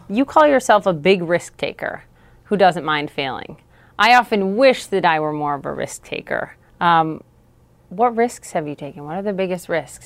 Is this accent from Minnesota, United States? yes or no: yes; Minnesota, United States; something was just, just different for me growing up in Minnesota